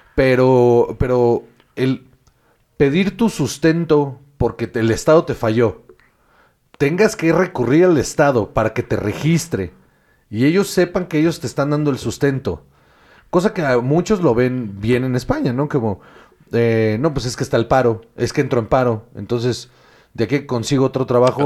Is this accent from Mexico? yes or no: yes; Mexico; moved away as an adult; now in Spain; como mexicanos hemos aprendido